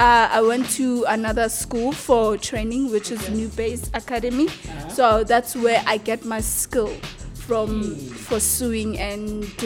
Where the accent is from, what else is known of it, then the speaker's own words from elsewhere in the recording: Tembisa, Gauteng, South Africa; I was born and raised in Tembisa.